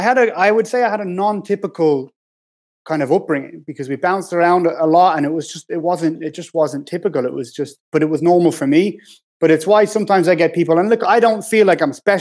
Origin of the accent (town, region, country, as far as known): Ireland; born or raised there; moved away as an adult; also born or lived in Ealing, London / Dublin; now in London, United Kingdom